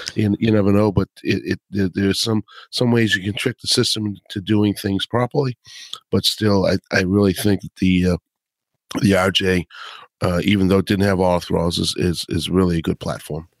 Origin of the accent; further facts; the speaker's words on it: Boston, Massachusetts, United States; accent: Boston; my Boston accent